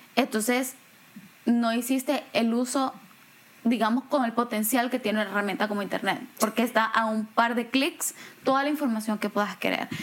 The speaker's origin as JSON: {"language": "Spanish", "country": "El Salvador", "moved": "yes", "said": "siendo yo salvadoreña"}